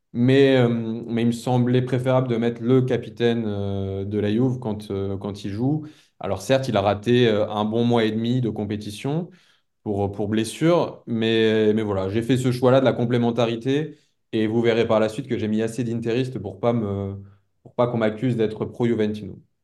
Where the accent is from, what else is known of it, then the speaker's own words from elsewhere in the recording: France; en tant que Français